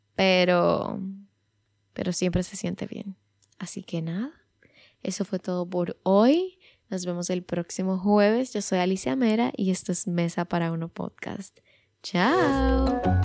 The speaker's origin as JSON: {"language": "Spanish", "country": "Dominican Republic", "said": "en mi país, en República Dominicana"}